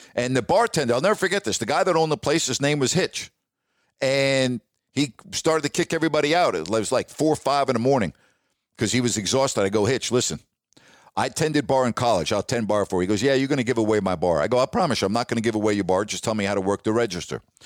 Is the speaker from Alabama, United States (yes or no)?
no; New York, United States; moved away as an adult; also born or lived in Toledo / Sacramento; I'm from New York